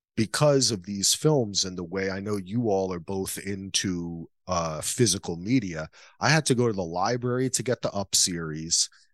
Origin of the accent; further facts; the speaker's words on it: New Jersey, United States; I grew up in Jersey